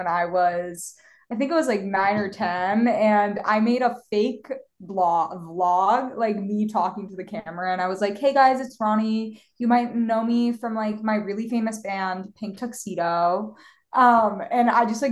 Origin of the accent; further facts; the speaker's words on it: Philadelphia, Pennsylvania, United States; moved away as an adult; now in Los Angeles, United States; I am from Philadelphia, born and raised